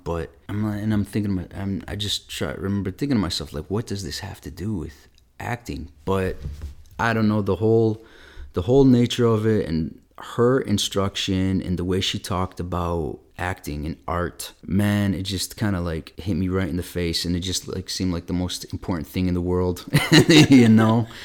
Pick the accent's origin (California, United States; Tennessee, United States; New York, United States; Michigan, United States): Michigan, United States; Flint; I was kinda growing up there in the eighties